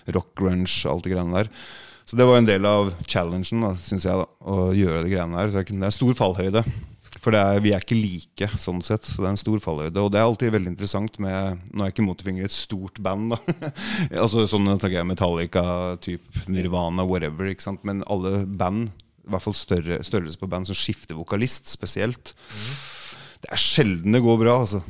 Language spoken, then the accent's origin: Norwegian; Norway; jeg er fra Norge